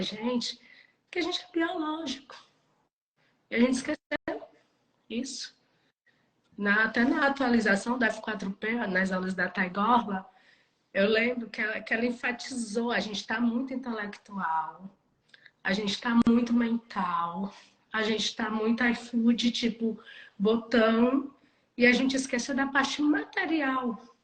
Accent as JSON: {"language": "Portuguese", "town": "Cruz", "region": "Ceará", "country": "Brazil", "tie": "born or raised there", "moved": "as an adult", "said": "eu estou morando em Cruz, que é a minha cidade natal"}